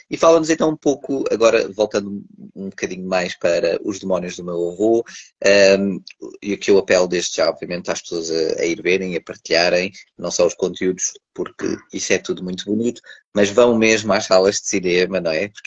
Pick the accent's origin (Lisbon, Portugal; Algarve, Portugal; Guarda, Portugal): Lisbon, Portugal; quando as pessoas vão de férias e vão para a terra, porque eu sou de Lisboa, ir para a terra e depois é naqueles meses de verão e depois volta